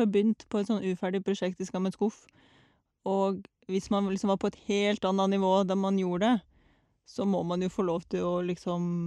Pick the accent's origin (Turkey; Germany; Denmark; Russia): Russia; now in Norway; jeg var hjemme i Russland i eh, ferien